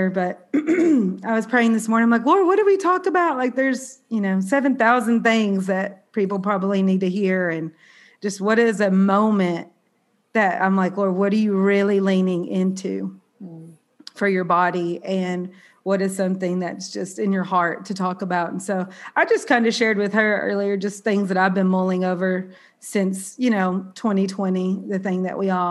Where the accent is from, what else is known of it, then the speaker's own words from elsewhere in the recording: Southern, United States; accent: Southern; also born or lived in New York City; my Southern accent